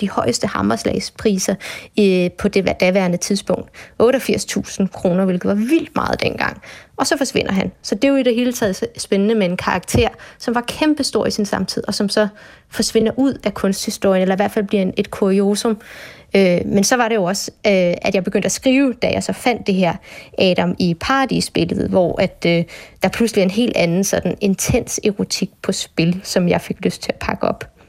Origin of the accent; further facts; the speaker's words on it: Bornholm, Capital Region of Denmark, Denmark; så er jeg Bornholmer